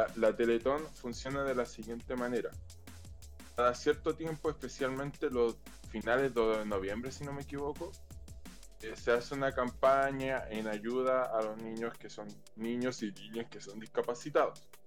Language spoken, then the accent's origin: Spanish; Chile; como chileno